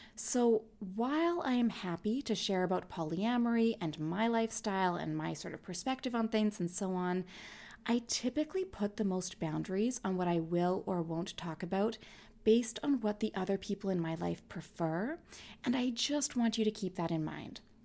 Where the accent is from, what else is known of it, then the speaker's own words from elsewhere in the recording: Canada; also born or lived in Winnipeg, Manitoba; I'm Canadian